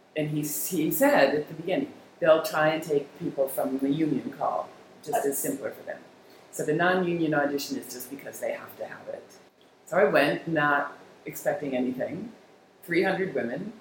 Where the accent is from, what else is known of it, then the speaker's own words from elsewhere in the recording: Westchester County, New York, United States; I started teaching in a little dance studio in my hometown in Westchester